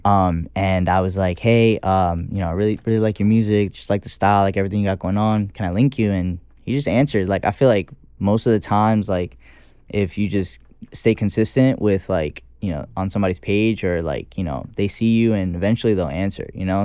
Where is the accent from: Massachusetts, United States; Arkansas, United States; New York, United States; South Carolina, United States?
New York, United States; New York City; I'm also from the Bronx